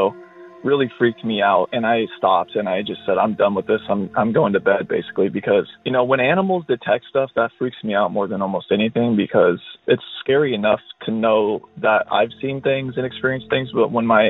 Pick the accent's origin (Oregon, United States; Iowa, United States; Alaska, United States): Oregon, United States; I'm from Oregon